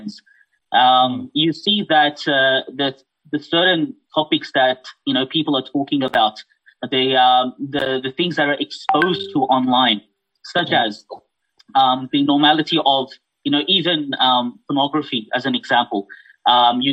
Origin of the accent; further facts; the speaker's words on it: Australia; also born or lived in Fiji / Malaysia; I was born in Fiji, but raised here in Australia